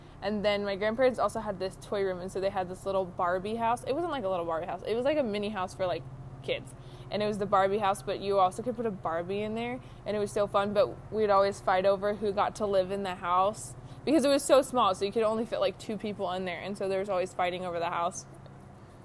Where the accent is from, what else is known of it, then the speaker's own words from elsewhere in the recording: Utah, United States; moved away as an adult; also born or lived in Oregon; I grew up here in Utah